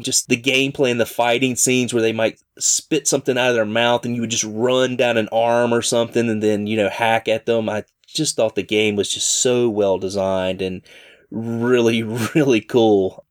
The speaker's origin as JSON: {"language": "English", "region": "Southern", "country": "United States", "accent": "rough Southern", "said": "my rough Southern accent"}